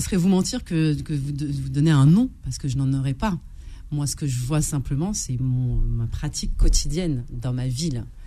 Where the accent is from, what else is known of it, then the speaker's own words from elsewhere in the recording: France; je suis française et j'ai des origines